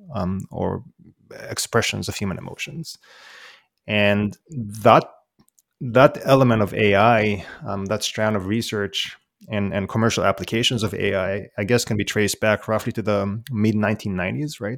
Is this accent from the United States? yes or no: no; Israel; now in Sydney, Australia; I, I, was born and raised in Israel